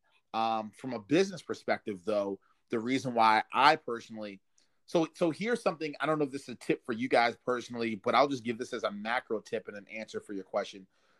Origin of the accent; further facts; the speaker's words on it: Maryland, United States; It takes me 28 minutes to get back to my hometown